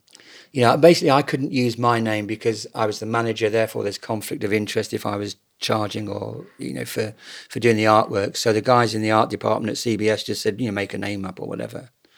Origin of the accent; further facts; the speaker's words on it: Bracknell, South East England, United Kingdom; I was brought up in Bracknell Newtown, and the southeast for me, even then, kind of felt a little sort of Stepford Wives